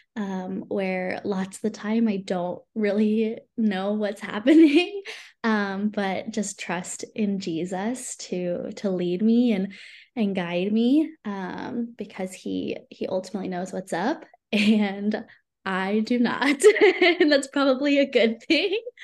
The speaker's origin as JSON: {"language": "English", "town": "San Antonio", "region": "Texas", "country": "United States", "also_born_or_lived": "Irvine, California", "moved": "as an adult", "lives_now": "Edmond, United States", "said": "I live in Edmond, Oklahoma now. And I'm originally from San Antonio, Texas."}